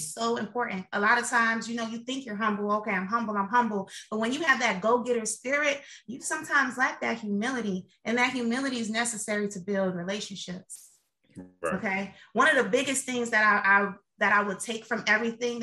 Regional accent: Miami, Florida, United States; moved away; I'm from Miami, Florida

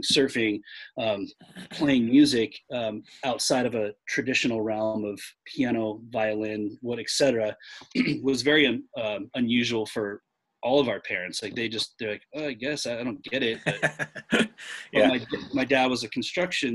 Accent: Fallbrook, California, United States; now in Orange County, United States; I grew up in Fallbrook.

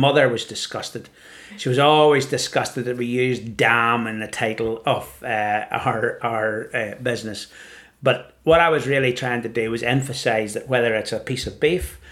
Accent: County Down, Northern Ireland, United Kingdom; moved away; also born or lived in Edinburgh; I grew up in County Down in Northern Ireland, and our view was the mountains of Mourne

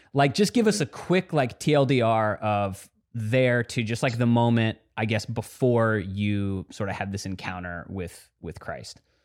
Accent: Dallas, Texas, United States; I grew up in Dallas, Texas

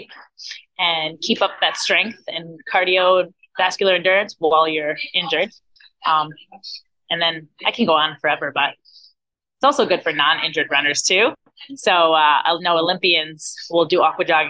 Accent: New Jersey, United States; now in Florida, United States; I'm originally from New Jersey, but I've lived in Florida for the last like 17 years

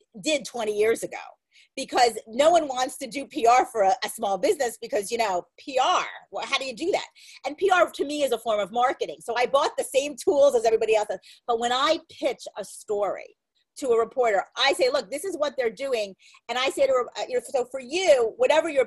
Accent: Merrick, New York, United States; I'm from Merrick

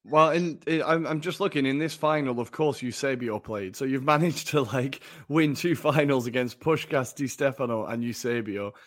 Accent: England, United Kingdom; I'm from England

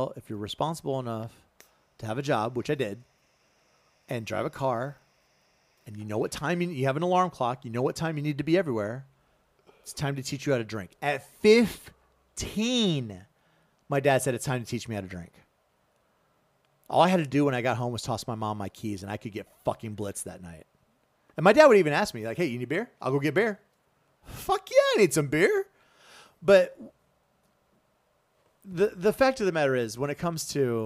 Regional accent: South Carolina, United States; I grew up in South Carolina

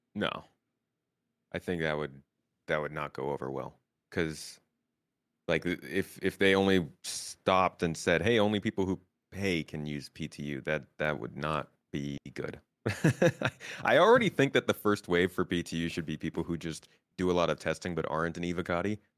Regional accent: United States; now in Turkey; they can tell I'm American

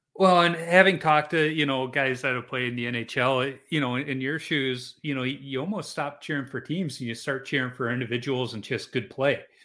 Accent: Chicago, Illinois, United States; moved away; also born or lived in Minnesota; I grew up in Chicago

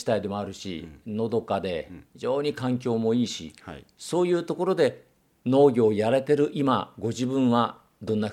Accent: Nanporo, Hokkaido, Japan; also born or lived in Iwamizawa / Tokyo; 南ロ町ご出身ですはい小小学校中学校と南幌町ですで高校は南幌地元ではなかったんでした

